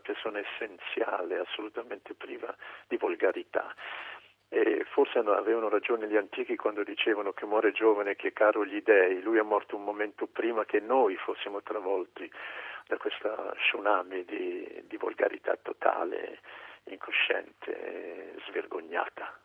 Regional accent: Milan, Lombardy, Italy; pur essendo milanese

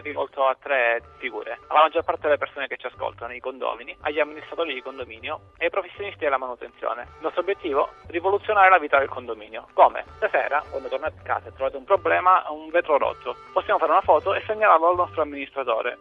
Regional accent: Rende, Calabria, Italy; 28 anni e vengo da Rende in Calabria

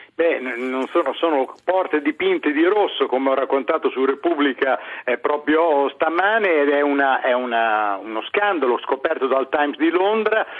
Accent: Bologna, Emilia-Romagna, Italy; moved away as an adult; now in London, United Kingdom; io sono emiliano di Bologna

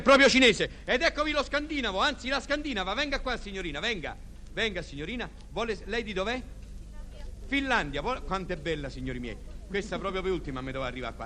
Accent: Rome, Lazio, Italy; sono romano

